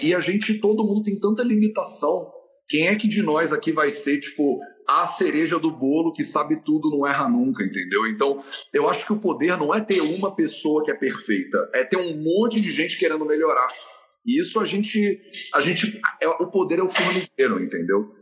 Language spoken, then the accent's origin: Portuguese; Rio de Janeiro, Brazil; o lado da minha mãe da família é português e o lado do meu pai da família é nordestino, né, de Alagoas. Então, a, a, olha essa mistura. E eu ainda nasci no Rio de Janeiro.